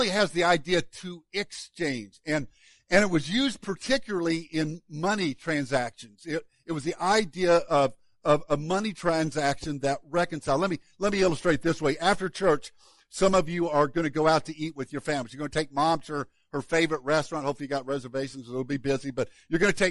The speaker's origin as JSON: {"language": "English", "town": "Woodlawn", "region": "Illinois", "country": "United States", "tie": "born or raised there", "said": "my hometown of Woodlawn"}